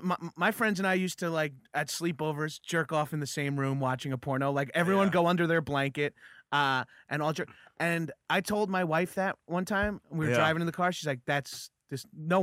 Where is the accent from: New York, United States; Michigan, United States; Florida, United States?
New York, United States; Freeport; I grew up in Freeport, but my family lives in Belmore now.